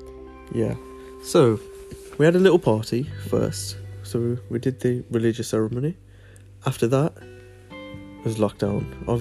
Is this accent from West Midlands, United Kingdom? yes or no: yes; Birmingham, West Midlands, United Kingdom; we're from Birmingham.